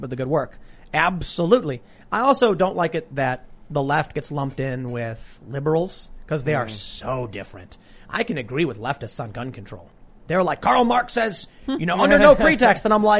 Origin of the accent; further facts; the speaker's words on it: Ireland; The Irish infiltration. I'm Irish.